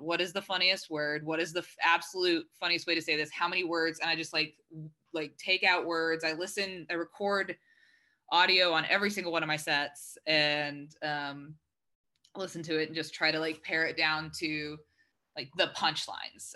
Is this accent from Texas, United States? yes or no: yes; Texas, United States; moved away as an adult; also born or lived in Arkansas; now in Los Angeles, United States; So I grew up in Texas.